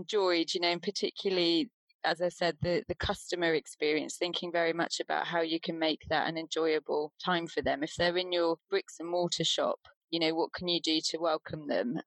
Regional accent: Deal, South East England, United Kingdom; moved away as an adult; now in Wales, United Kingdom; I grew up in Deal in Kent

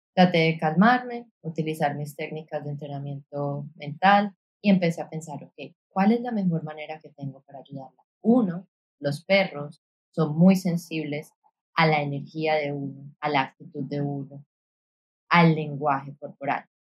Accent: Colombia; now in San Juan; Yo crecí en una ciudad en Colombia

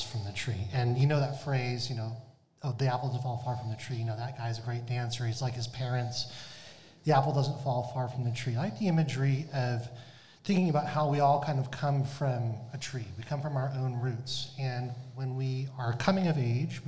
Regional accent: Massachusetts, United States; moved away as an adult; I'm from Massachusetts originally, and I wanted to come back here

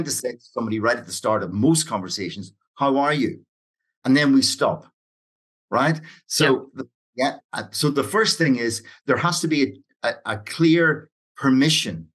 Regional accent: Ireland; when I grew up in Ireland

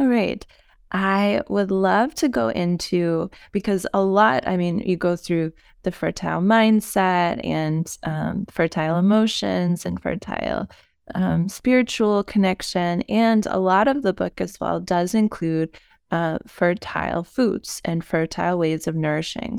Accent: United States; moved away as an adult; now in Europe; as an American, and, um, being American, but living in Europe for the last decade of my life

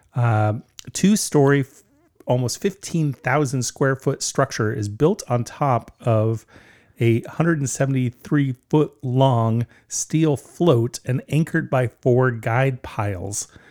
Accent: Southern California, United States; moved away; also born or lived in Vancouver, Washington; we grew up in Southern California

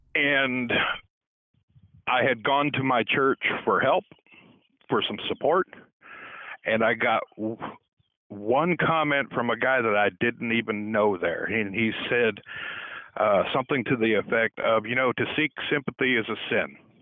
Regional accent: Southern California, United States; now in East Coast, United States; I grew up in Southern California

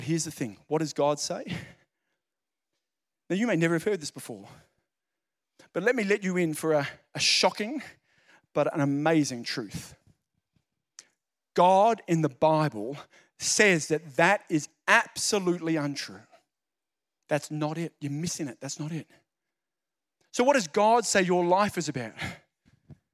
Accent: Central Coast, New South Wales, Australia; I'm from the Central Coast.

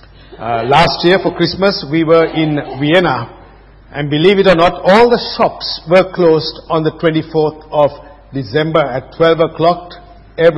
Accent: Sri Lanka; moved away; I was growing up in Sri Lanka

